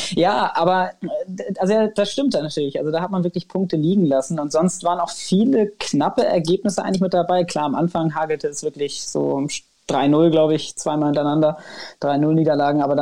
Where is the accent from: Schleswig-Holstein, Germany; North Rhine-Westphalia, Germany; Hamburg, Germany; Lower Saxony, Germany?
Schleswig-Holstein, Germany; Kiel; born there; Ich bin ja in Kiel geboren worden und dann äh, wird einem das so ein bisschen in die Wiege gelegt.